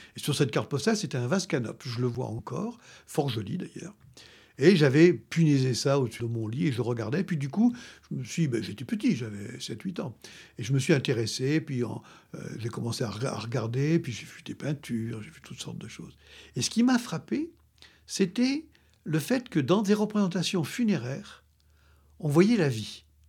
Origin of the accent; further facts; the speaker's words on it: France; je suis français